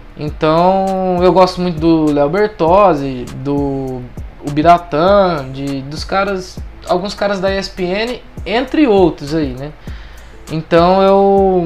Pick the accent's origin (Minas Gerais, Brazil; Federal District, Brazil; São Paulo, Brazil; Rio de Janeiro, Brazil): São Paulo, Brazil; interior of; a gente é do interior de São Paulo